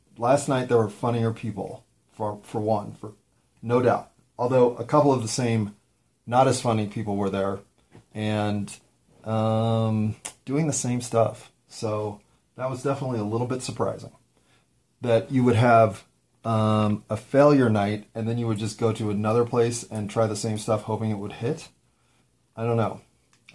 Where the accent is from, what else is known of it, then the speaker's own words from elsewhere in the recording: Colorado, United States; I'm from Colorado.